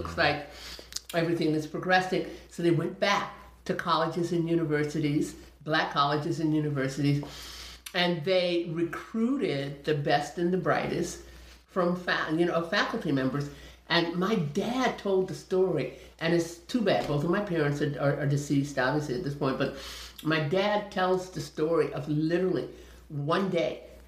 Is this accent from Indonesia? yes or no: yes; Indonesia; born there; And now I'm 63, so that's all, that goes all the way back to like 1957, even before then, because I was born in Indonesia.